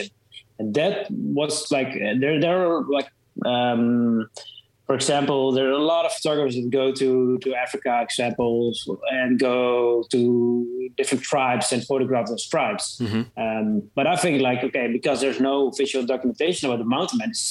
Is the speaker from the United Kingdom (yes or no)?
no; Netherlands; I'm a photographer from the Netherlands